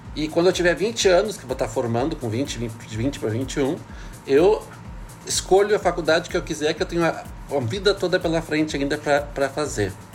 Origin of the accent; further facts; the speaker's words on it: Porto Alegre, Rio Grande do Sul, Brazil; moved away as an adult; also born or lived in Paris; now in Brasília, Brazil; sou de Porto Alegre